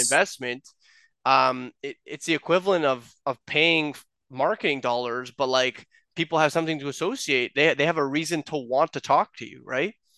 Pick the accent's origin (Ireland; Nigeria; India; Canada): Canada; Toronto, Ontario; we're from Toronto.